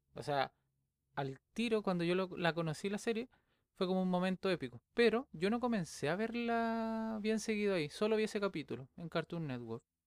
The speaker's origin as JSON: {"language": "Spanish", "town": "Viña del Mar", "region": "Valparaíso", "country": "Chile", "said": "yo soy de Chile, soy de Viña del Mar."}